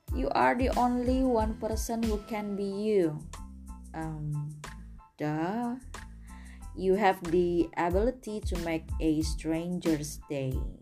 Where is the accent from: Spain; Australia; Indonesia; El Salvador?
Indonesia; English is a second language; I'm an Indonesian